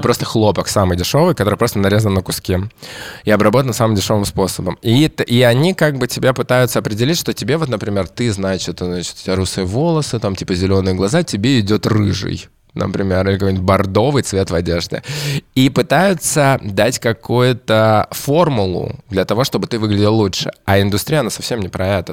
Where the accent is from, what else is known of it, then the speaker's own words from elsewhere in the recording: Kamchatka Krai, Russia; Я родился на Камчатке